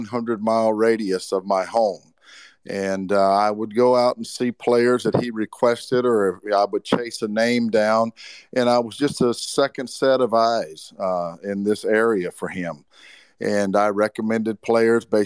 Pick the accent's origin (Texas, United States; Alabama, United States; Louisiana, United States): Alabama, United States; growing up in Alabama.